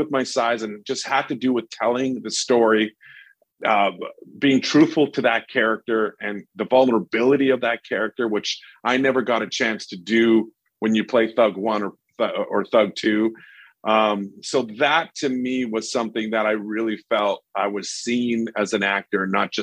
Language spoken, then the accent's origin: English; Winnipeg, Manitoba, Canada; my hometown of Winnipeg